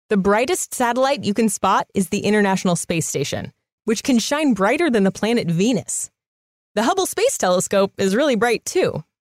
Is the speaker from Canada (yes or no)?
no; Ghana; I'm from Ghana.